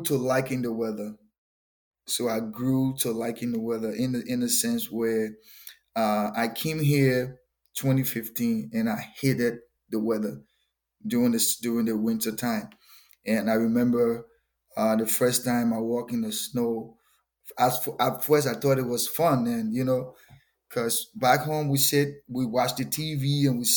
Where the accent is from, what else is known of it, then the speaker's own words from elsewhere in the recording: Liberia; moved away as an adult; also born or lived in North Dakota; now in Fargo, United States; I'm originally from West Africa, Liberia. Moved to North Dakota 2015